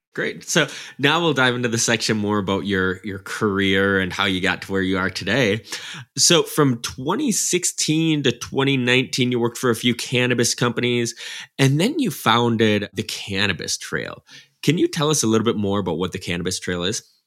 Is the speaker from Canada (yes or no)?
no; small town Wisconsin, United States; I grew up in a small town wisconsin